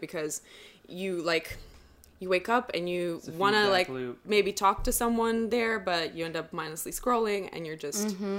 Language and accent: English; Estonia; first language Russian; English is a second language; also born or lived in Brooklyn, New York; now in Jersey City, United States; I was born in Estonia.